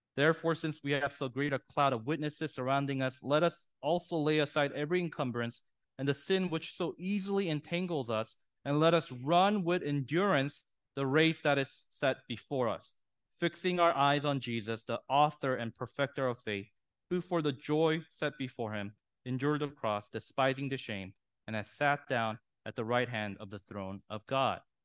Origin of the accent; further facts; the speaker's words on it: San Diego, California, United States; I'm from San Diego